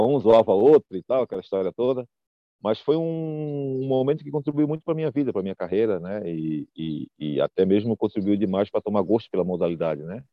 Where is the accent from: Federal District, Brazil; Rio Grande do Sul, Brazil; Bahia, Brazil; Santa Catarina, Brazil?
Santa Catarina, Brazil; Florianópolis; moved away as an adult; now in United States; Eu sou de Floripa, nasci em Floripa